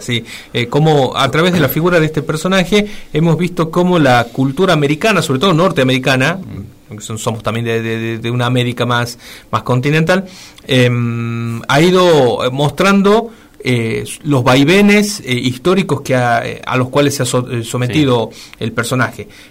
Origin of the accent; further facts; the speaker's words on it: Argentina; nosotros como argentinos